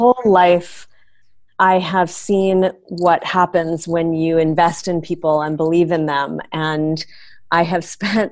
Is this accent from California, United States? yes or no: yes; San Francisco, California, United States; also born or lived in Chicago / Cornell (Ithaca, New York); I actually grew up in the city of San Francisco